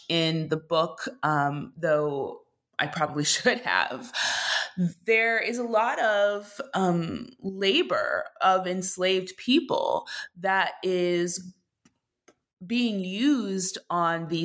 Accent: Minneapolis, Minnesota, United States; moved away as an adult; also born or lived in New York; I grew up in Minneapolis and I was now in New York

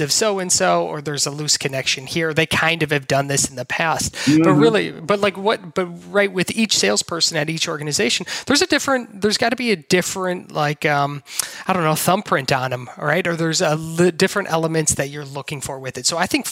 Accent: Wisconsin, United States; I grew up in Wisconsin into an entrepreneurial family

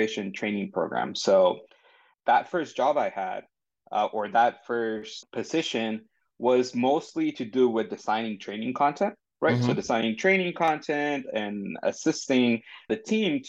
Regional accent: San Diego, California, United States; also born or lived in Tijuana, Mexico; I'm from San Diego. I was born in San Diego, lived here for some time. Then I actually moved across the border to Tijuana and lived there for about 9 years before coming back

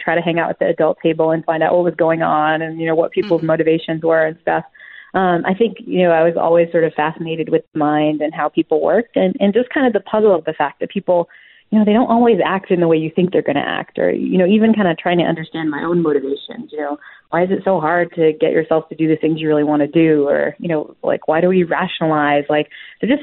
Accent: New Bedford, Massachusetts, United States; growing up in New Bedford, being Cape Verdean isn't all that strange because there are lots of Cape Verdeans there

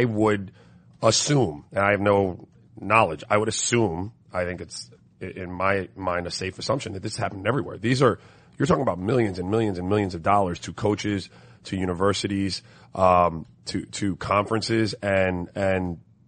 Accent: St. Croix, U.S. Virgin Islands; also born or lived in Miami, United States; I grew up in tropical weather, man. I grew up in St. Croix in Miami.

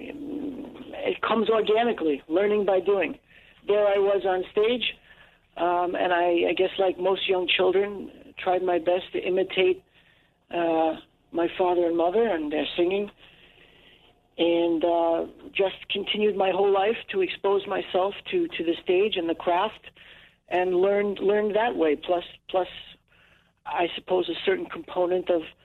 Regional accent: New York City, New York, United States; born or raised there; first language English

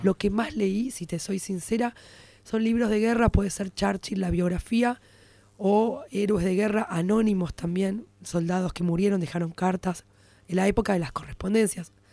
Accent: Buenos Aires, Argentina; Y además soy judía porteña, clase media.

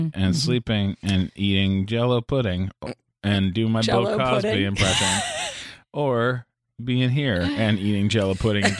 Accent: London, Ontario, Canada; now in United States; I'm from London, Ontario.

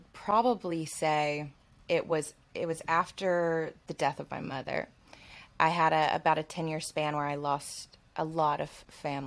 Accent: Alabama, United States; I grew up in Alabama, Southern, like in the Bible Belt

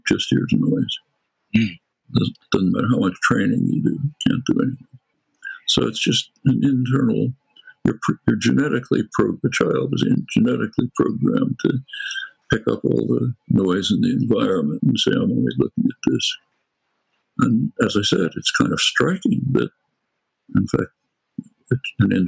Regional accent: Philadelphia, Pennsylvania, United States; accent: Northeast Philadelphia; a good dialectician could figure out quickly that I come from Northeast Philadelphia, not from the Ukraine

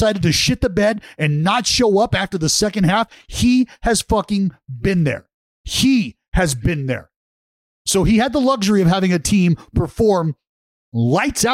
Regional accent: Vallejo, California, United States; where I grew up in Vallejo

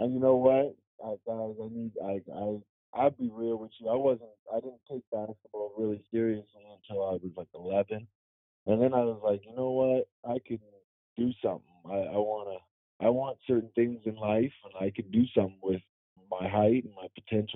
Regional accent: Vancouver, British Columbia, Canada; also born or lived in Louisiana, United States; I'm from Canada, I'm from Vancouver, and also Louisiana

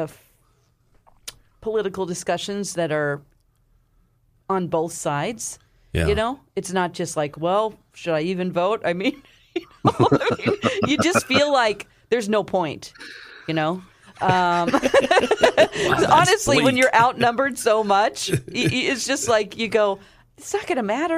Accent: Ozark, Missouri, United States; This old house in my hometown of Ozark

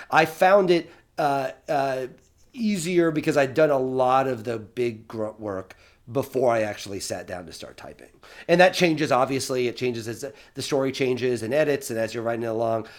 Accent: Eastern Illinois, United States; Eastern Illinois, because that's my hometown

